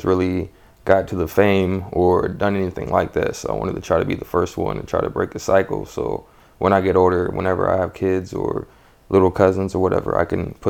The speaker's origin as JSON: {"language": "English", "town": "Dexter", "region": "Missouri", "country": "United States", "tie": "born or raised there", "also_born_or_lived": "Modesto", "said": "I'm originally from California in Modesto in the Valley. It's pretty chill. I moved a lot of places, more like St. Louis, Missouri area. I was down there for a while, grew up in, I think, Dexter, Missouri."}